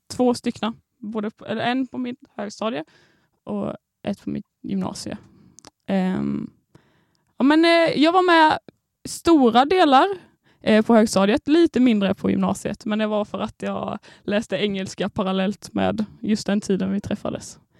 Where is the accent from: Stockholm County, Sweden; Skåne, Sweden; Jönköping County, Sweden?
Jönköping County, Sweden; Landsbro; moved away; jag kommer då från Småland. Eh, ett Oj. litet samhälle på 1500 personer som heter Landsbro